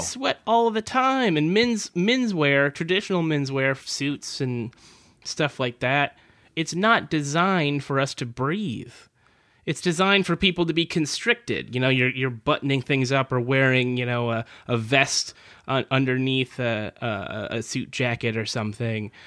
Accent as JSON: {"language": "English", "region": "California", "country": "United States", "tie": "born or raised there", "said": "I grew up in California"}